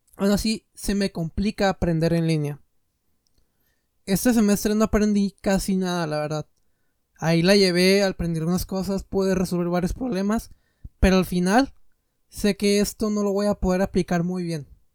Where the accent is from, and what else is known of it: Mexico